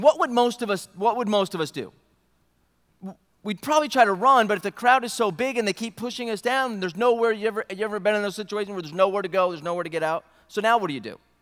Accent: upstate New York, United States; I grew up in New York, upstate New York

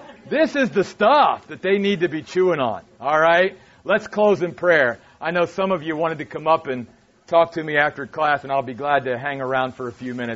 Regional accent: East Coast, United States; moved away; I'm from back east

